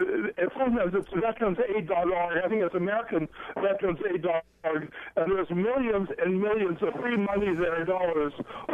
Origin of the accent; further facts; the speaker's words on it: Seattle, Washington, United States; now in Molokai, United States; we're from Seattle. Now I live on Molokai.